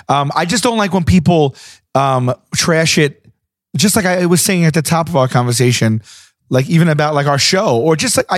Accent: New York City, New York, United States; I'm from Staten Island.

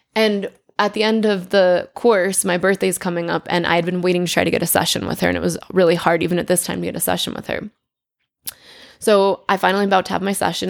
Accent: Connecticut, United States; I grew up in Connecticut.

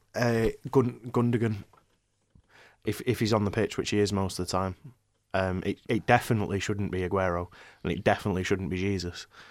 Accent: Ireland; moved away as an adult; also born or lived in Manchester; I'm, I'm from Manchester, but I, I, I mostly grew up in Ireland, um, uh, you know, moved there when I was younger.

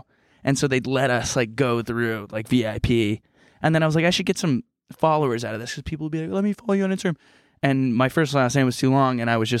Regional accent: Texas, United States; born or raised there; moved away

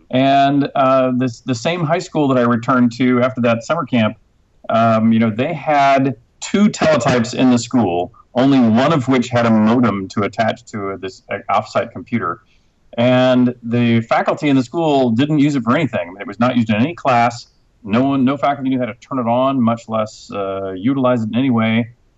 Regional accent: Houston, Texas, United States; also born or lived in Cambridge, England; I was actually born in Cambridge, England, so I am a passport-carrying Brit. You know, I grew up in Houston, Texas, so obviously I don't have a British accent.

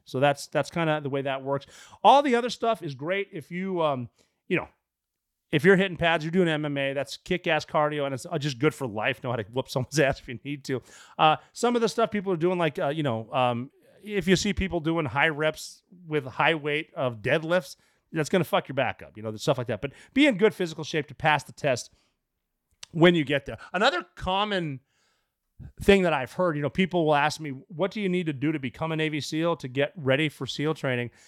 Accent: Anaconda, Montana, United States; moved away as an adult; growing up in Montana.

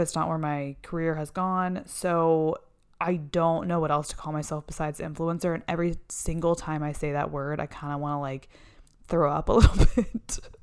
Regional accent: Texas, United States; moved away as an adult; also born or lived in Florida; now in Los Angeles, United States; I lived in Texas most of my young life. I went to college in Texas

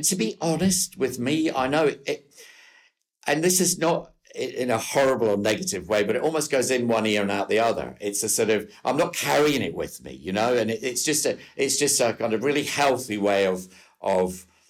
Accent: New Cumnock, Scotland, United Kingdom; I'm from a little coal mining village called Newcomnock, which is about 50 miles south of Glasgow.

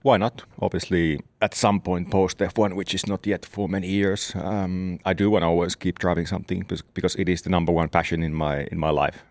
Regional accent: Southern Finland, Finland; in the south of Finland where I'm from

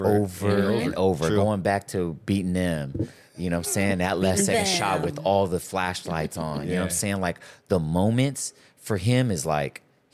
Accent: Philippines; what those guys are doing on the court that are, you know, we're all Filipino.

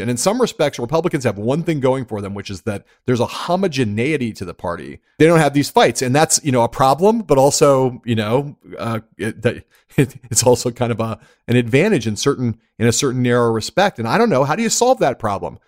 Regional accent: Los Angeles, California, United States; I grew up in Los Angeles, California

